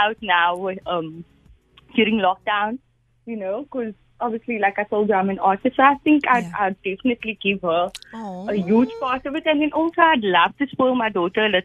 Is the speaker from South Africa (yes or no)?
yes; Cape Town, Western Cape, South Africa; I'm from Bridgetown